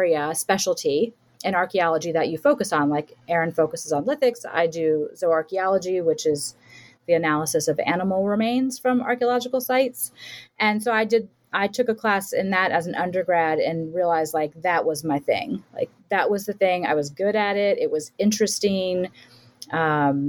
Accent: Florida, United States; I'm from Florida

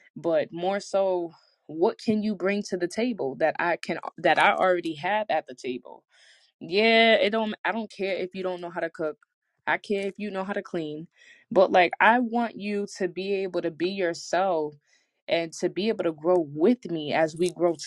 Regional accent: New England, United States; I'm from New England

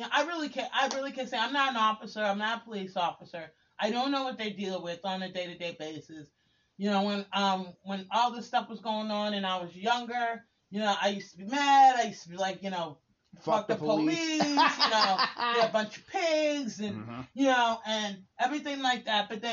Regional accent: New York, United States; moved away as an adult; I was the only one that was from New York.

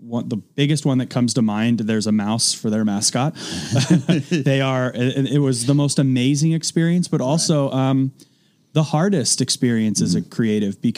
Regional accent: Oakland area, Northern California, United States; I grew up just outside of Oakland in Northern California

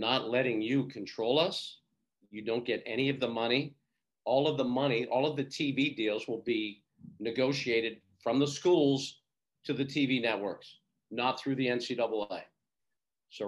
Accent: Pittsburgh, Pennsylvania, United States; I went to Penn State, but I grew up in Pittsburgh

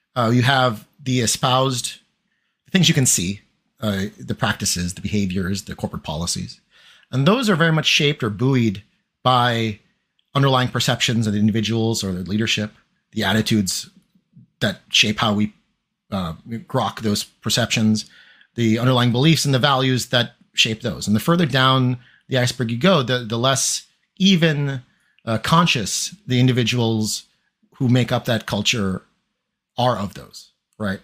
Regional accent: New York, United States; also born or lived in Chiba, Japan; I'm from New York. I went to specialized math and science high school.

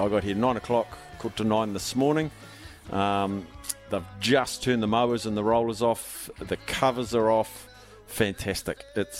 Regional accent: Palmerston North, Manawatū-Whanganui, New Zealand; moved away; You never broadcast any radio or anything out of Palmerston North, and here I am at my hometown.

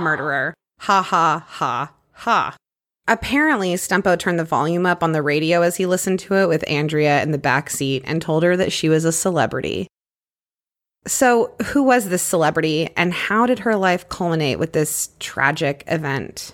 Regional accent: Clear Lake, Texas, United States; my hometown murders, The Women of Clear Lake Who Snapped

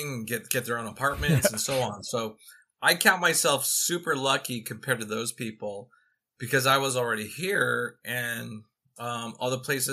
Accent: Los Angeles, California, United States; I was lucky enough to be born in Los Angeles, California

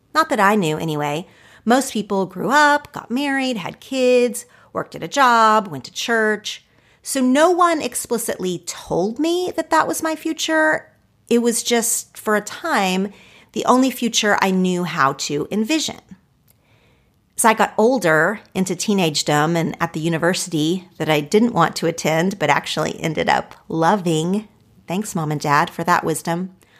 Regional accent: Oklahoma, United States; moved away as an adult; now in Los Angeles, United States; my home state. I love Oklahoma and I love the people there

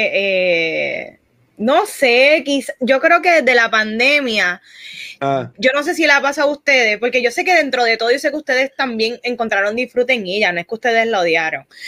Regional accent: Puerto Rico; aquí los cuatro somos puertorriqueños

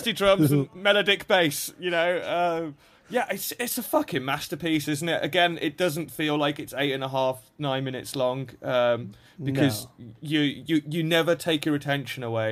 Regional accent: England, United Kingdom; I'm an English guy

